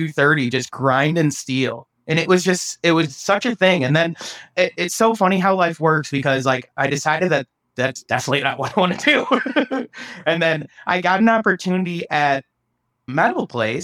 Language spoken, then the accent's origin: English; small town Iowa, United States; moved away as an adult; now in Austin, United States; it was very hard to make that leap out of my hometown